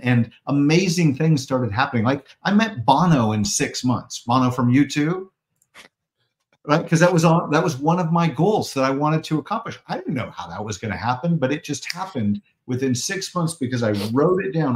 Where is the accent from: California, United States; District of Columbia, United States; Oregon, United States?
Oregon, United States; Portland; I'm from Portland, Oregon